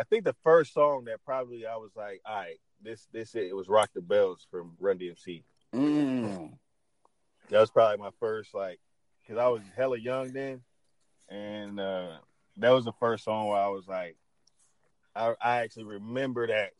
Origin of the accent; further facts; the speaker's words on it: the South, United States; and I'm from the South.